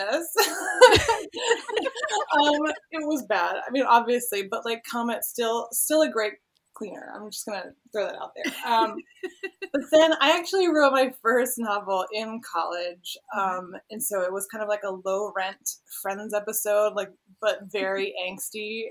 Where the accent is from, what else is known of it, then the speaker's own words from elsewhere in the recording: Wheeling, West Virginia, United States; also born or lived in Austin, Texas; now in Columbus, United States; I grew up in Wheeling, West Virginia